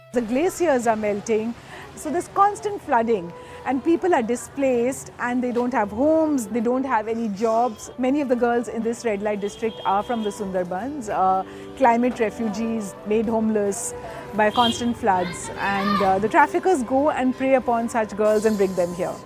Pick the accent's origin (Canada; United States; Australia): Canada; My home country of Canada